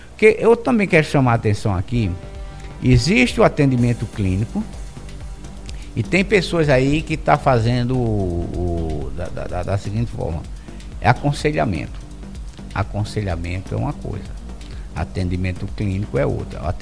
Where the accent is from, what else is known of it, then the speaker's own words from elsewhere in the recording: Brazil; nós, enquanto brasileiros, nós somos um povo muito extrovertido.